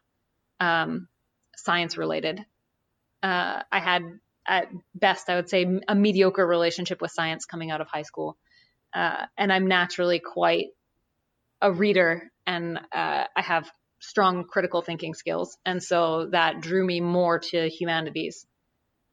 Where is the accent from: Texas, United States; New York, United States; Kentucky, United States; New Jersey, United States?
New Jersey, United States; I grew up in New Jersey, but my great grandparents lived in coastal South Carolina. So I spent summers down there as a kid